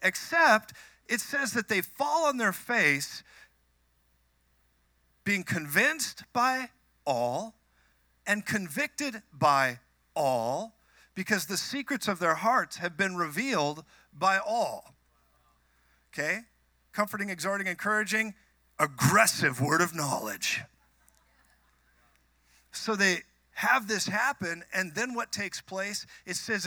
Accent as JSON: {"language": "English", "region": "Minnesota", "country": "United States", "moved": "yes", "lives_now": "Colorado, United States", "said": "I'm from Minnesota. I moved to Colorado"}